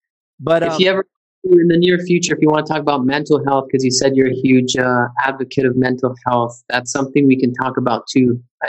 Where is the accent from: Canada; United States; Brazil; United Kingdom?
Canada; moved away; which I had never heard of when I came from Canada